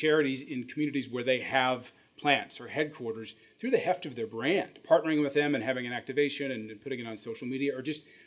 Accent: Midwest, United States; growing up in the Midwest

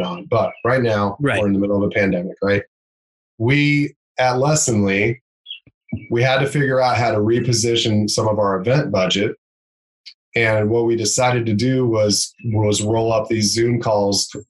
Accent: Anderson, Indiana, United States; where I grew up in Anderson

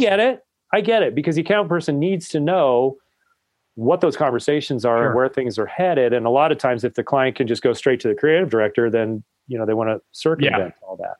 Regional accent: Colorado, United States; I'm actually a Colorado native

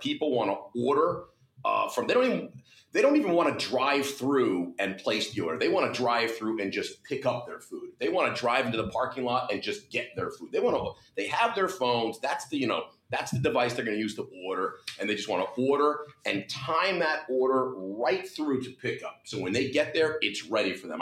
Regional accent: New Jersey, United States; my home state, the greatest state in the union

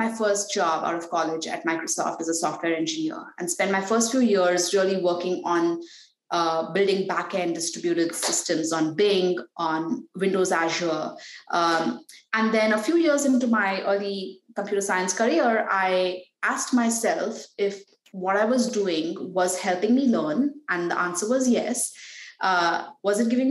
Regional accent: Mumbai, Maharashtra, India; now in Palo Alto, United States; I was born and raised in Mumbai

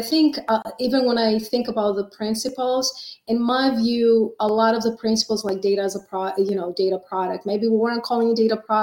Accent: Greece; now in United States; I've been in the States for over 30 years, but I was born and raised in Greece

